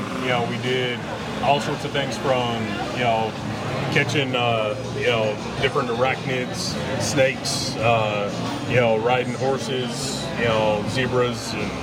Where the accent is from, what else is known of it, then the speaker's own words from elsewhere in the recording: Texas, United States; moved away as an adult; now in Key West, United States; I originally am from Texas, and I live here in beautiful Key West.